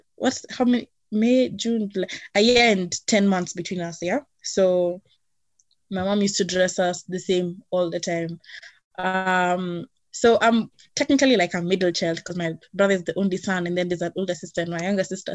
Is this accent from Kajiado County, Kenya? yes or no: no; Nairobi, Kenya; I was born and raised in Nairobi